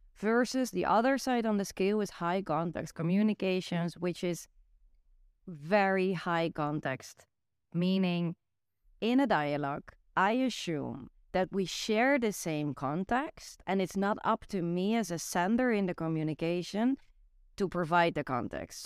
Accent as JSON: {"language": "English", "country": "Netherlands", "tie": "born or raised there", "second_language": "English", "moved": "yes", "said": "growing up in the Netherlands"}